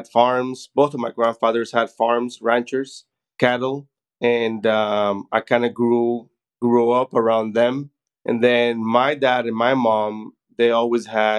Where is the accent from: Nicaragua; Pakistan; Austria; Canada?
Nicaragua; Managua; now in McAllen, United States; I am originally from Managua, Nicaragua, so Central America.